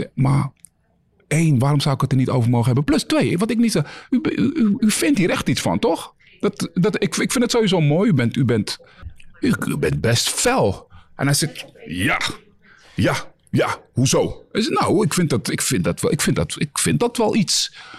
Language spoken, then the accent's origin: Dutch; Netherlands; wij als Nederlanders